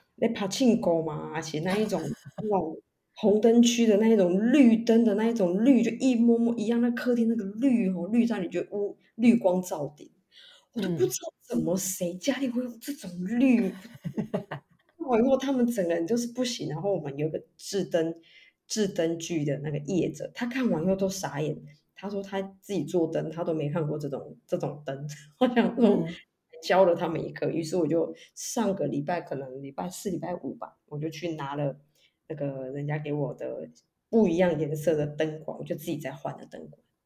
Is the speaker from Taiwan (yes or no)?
yes; Kaohsiung, Taiwan; 我们高雄人，妈妈都很淳朴